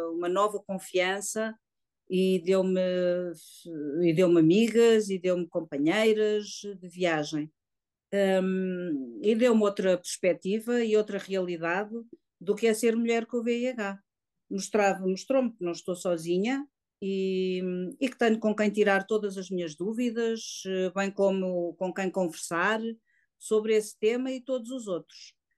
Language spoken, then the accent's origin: Portuguese; Lisbon, Portugal; tenho 57 anos, sou do Distrito de Lisboa